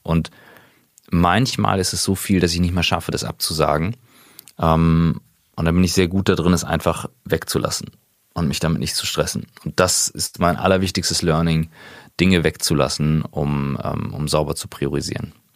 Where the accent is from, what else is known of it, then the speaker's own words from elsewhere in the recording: Kiel, Schleswig-Holstein, Germany; moved away; also born or lived in St. Gallen; gebürtiger Kieler